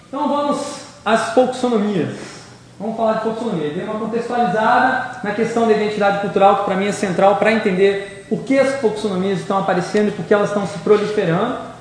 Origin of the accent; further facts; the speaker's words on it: Brazil; Eu sou brasileiro